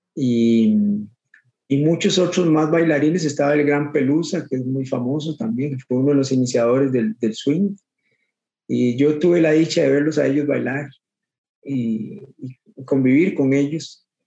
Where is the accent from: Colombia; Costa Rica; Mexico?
Costa Rica; Guadalupe, San José; toda mi vida, toda mi vida soy de aquí, de Guadalupe